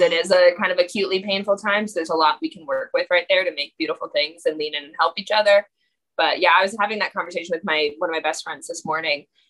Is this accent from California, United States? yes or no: no; Massachusetts, United States; also born or lived in New York; I grew up here in Massachusetts